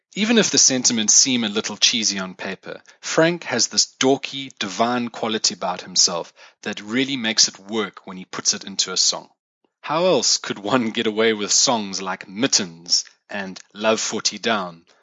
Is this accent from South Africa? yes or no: yes; South Africa; as a South African myself